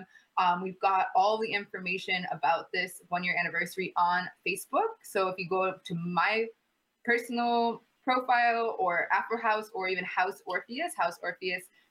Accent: Michigan, United States; also born or lived in Ghana; now in Toronto, Canada; I am born and raised in Michigan. I am a Michigan girl

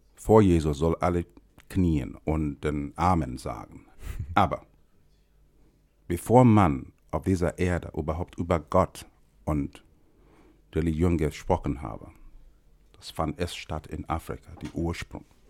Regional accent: Nigeria; moved away; ich komme aus Nigeria

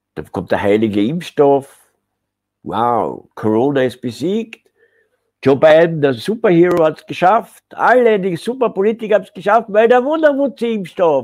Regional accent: Austria; uns in Österreich

